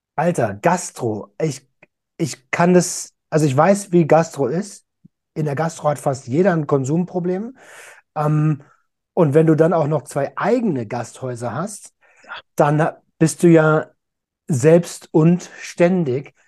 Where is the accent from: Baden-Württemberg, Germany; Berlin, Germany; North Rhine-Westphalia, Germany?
Berlin, Germany; als Deutscher und als Berliner